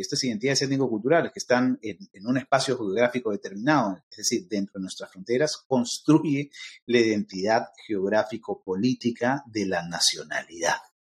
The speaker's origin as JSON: {"language": "Spanish", "country": "Peru", "said": "yo soy peruano y soy afroperuano a la misma vez"}